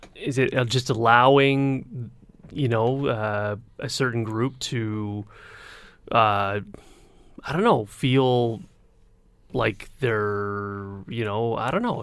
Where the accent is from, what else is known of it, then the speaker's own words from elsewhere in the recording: Hamilton, Ontario, Canada; I grew up on the mountain